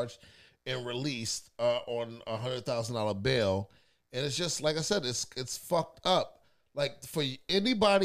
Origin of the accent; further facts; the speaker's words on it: New York City, New York, United States; in New York City, my hometown